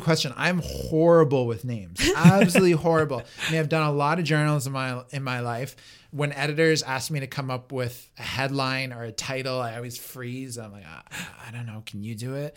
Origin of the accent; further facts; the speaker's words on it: Toronto, Ontario, Canada; I grew up in Toronto, not far from High Park